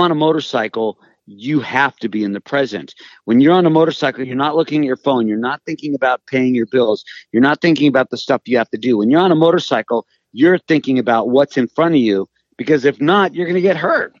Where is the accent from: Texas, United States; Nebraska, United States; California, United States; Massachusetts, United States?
California, United States; Los Angeles; I'm from Hollywood.